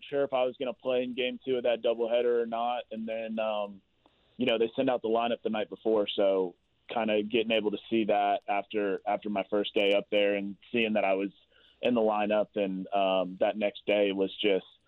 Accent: the South, United States; I'm from the South, so that's what we do down there.

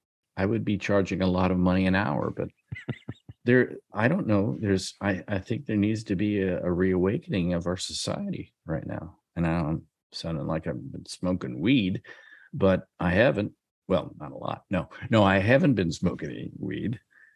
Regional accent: Iowa, United States; from Iowa. Our house is 2.5 years old.

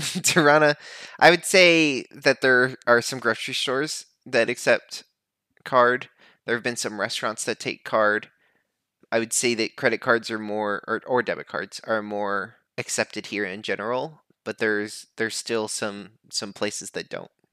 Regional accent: United States; I, as an American

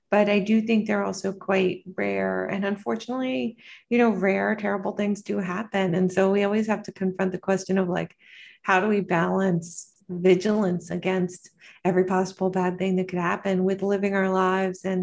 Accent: North Carolina, United States; now in New York City, United States; I'm originally from North Carolina and I'm a pediatrician.

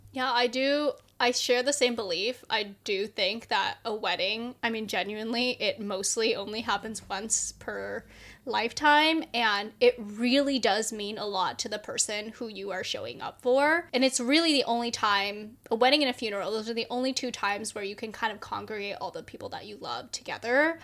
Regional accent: the Bay Area, California, United States; the Bay, obviously, because that's my hometown

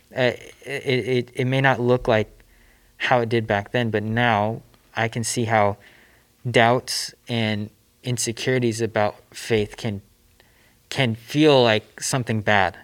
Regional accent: Southern California, United States; I grew up here in Southern California

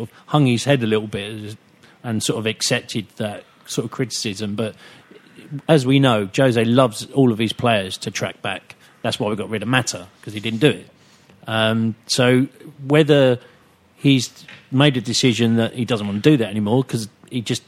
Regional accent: United Kingdom; As a British citizen

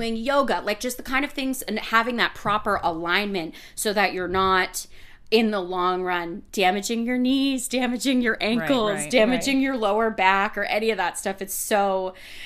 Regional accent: Massachusetts, United States; now in New York, United States; I was born in Massachusetts

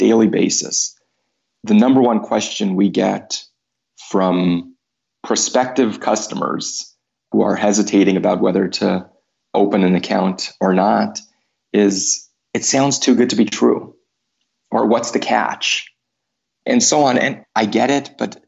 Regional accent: United States

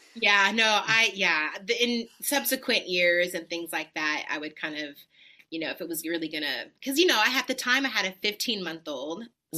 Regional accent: Los Angeles, California, United States; moved away as an adult; also born or lived in New York; now in Nashville, United States; Born and raised

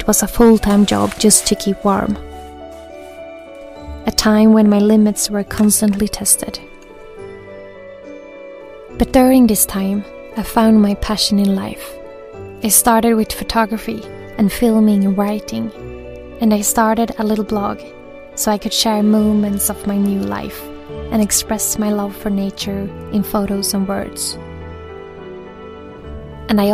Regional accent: Gothenburg, Västra Götaland, Sweden; moved away as an adult; now in Grundtjärn, Sweden; I decided to leave my life in my hometown Gothenburg

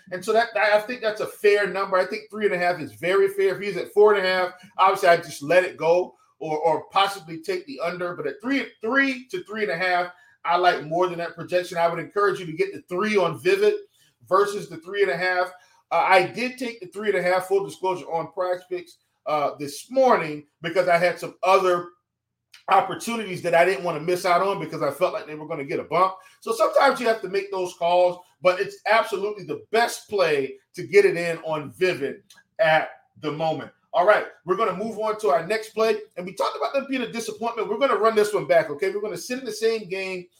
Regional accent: the South, United States; I grew up in the South.

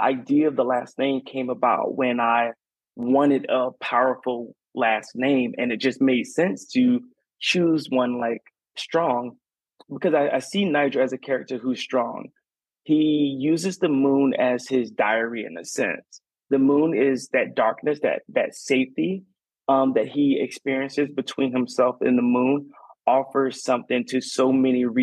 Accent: Garnett, South Carolina, United States; moved away as an adult; now in Savannah, United States; I grew up in Garnet, South Carolina, and down the dirt roads of South Carolina

